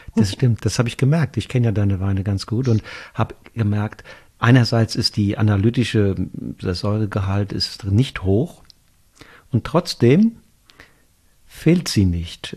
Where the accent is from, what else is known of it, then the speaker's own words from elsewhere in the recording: Rheingau, Hesse, Germany; bei uns im Rheingau